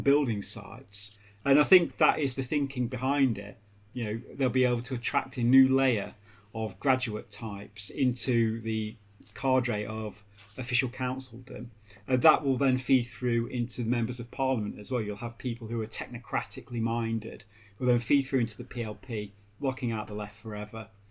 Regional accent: Derby, East Midlands, United Kingdom; when I was a kid growing up in Derby

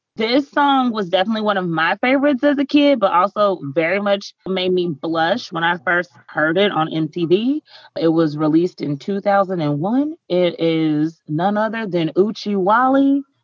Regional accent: Kentucky, United States; accent: slightly country; I'm from Kentucky and I'm slightly country, especially when I speak really fast.

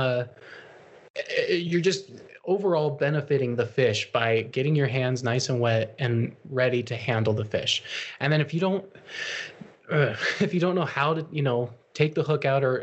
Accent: North Tongue River, Wyoming, United States; I grew up fishing on the North Tongue

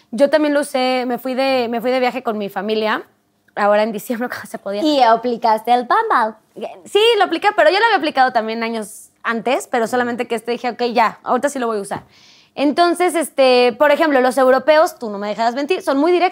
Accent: Mexico; moved away; yo en Europa pues no, no tengo familia, no es como que tenga ahí amigos y conoces también la cultura. O sea, como mexicana es como, ah, qué chido, son mucho más directos.

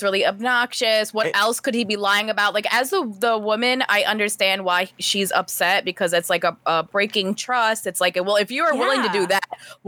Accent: New York, United States; I'm from New York

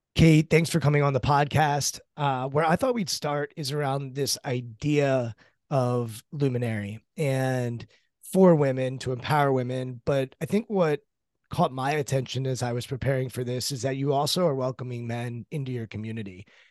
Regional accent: Maryland, United States; I'm from Maryland. I grew up about twenty minutes outside of College Park, Maryland

